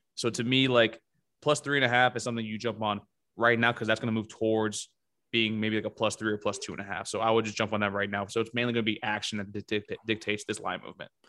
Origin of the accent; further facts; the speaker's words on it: Coconut Creek, Florida, United States; I'm from Coconut Creek, Florida. It's a vast difference. I hate Deerfield Beach. That's my rival high school.